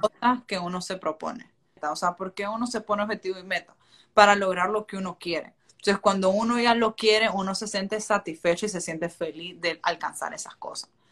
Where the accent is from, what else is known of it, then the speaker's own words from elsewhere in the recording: Chinandega, Nicaragua; moved away as an adult; now in United States; soy nicaragüense, que vengo de un pueblo que se llama Chinandega y que soy pueblerina